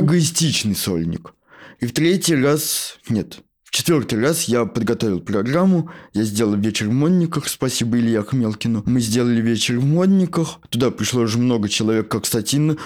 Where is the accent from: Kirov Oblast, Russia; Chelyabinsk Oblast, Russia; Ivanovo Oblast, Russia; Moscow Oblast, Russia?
Moscow Oblast, Russia; Shatura; я сам из Подмосковья